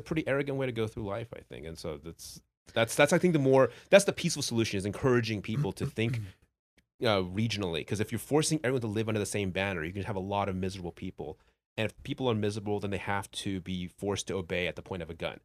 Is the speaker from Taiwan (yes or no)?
yes; Taiwan; I was born in Taiwan